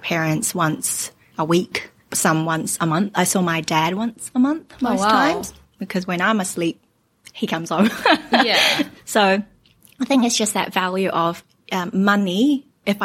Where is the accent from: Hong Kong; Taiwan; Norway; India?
Hong Kong; also born or lived in New Zealand; now in Auckland, New Zealand; I am originally from Hong Kong. I was born in Hong Kong and I've lived in New Zealand for about 25 years